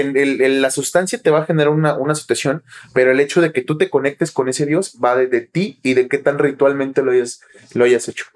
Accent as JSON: {"language": "Spanish", "town": "Toluca", "region": "State of Mexico", "country": "Mexico", "tie": "born or raised there", "also_born_or_lived": "Nayarit", "said": "Cuando nosotros llegamos a vivir aquí a Toluca, yo, yo nací en Nayarit, pero eh, llevamos casi 30 años, 27 años viviendo aquí. Yo llegué tres años, soy toluco de corazón."}